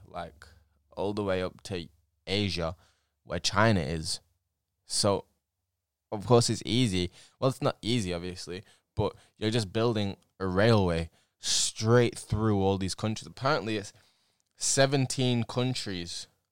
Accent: England, United Kingdom; I'm English

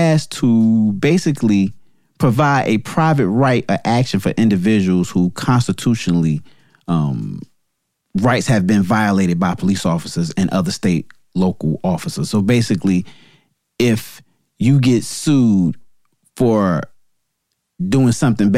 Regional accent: New Jersey, United States; New Jersey, my home state

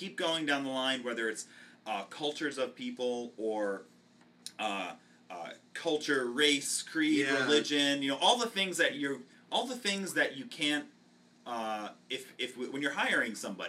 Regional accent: Tampa, Florida, United States; Yeah, I'm from Tampa too.

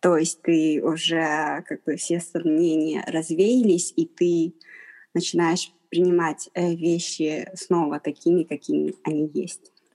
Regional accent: Harbin, Heilongjiang, China; я из Харбина, я, я из Харбина, у меня пекинского произношения нет

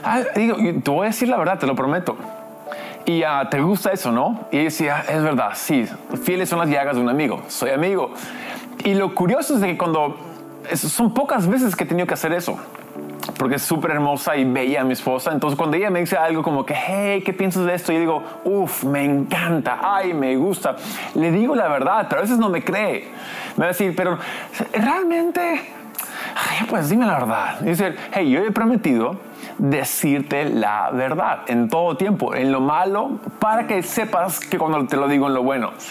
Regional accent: Lima, Peru; also born or lived in United States; De hecho, soy americano, gringo, pero crecí aquí en Lima, entonces tengo esa cultura.

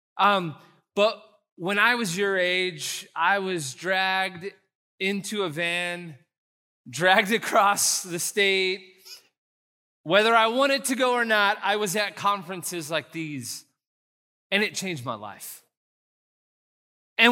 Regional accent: San Antonio, Texas, United States; I'm from San Antonio

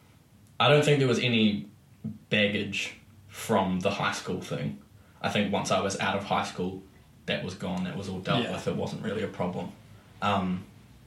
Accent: Christchurch, Canterbury, New Zealand; also born or lived in Auckland; I moved back to Christchurch from Auckland

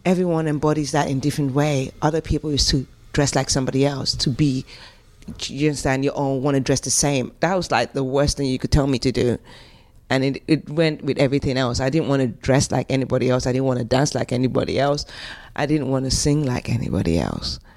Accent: London, United Kingdom; accent: African; also born or lived in Nigeria / England (born); I remember being in South London. I lived, I grew up in Stockwell.

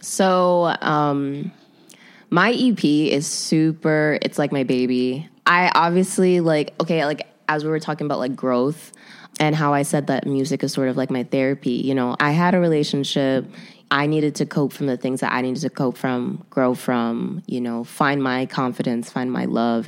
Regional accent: Chicago, Illinois, United States; I'm born and raised in Chicago

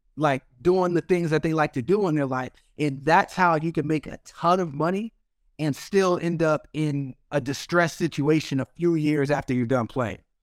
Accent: Arizona, United States; I'm from Arizona

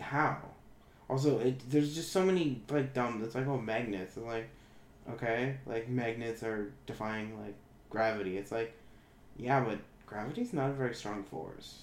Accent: Ontario, Canada; I was born in Ontario

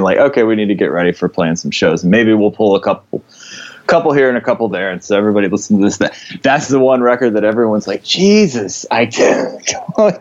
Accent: Florida, United States; we're from Florida

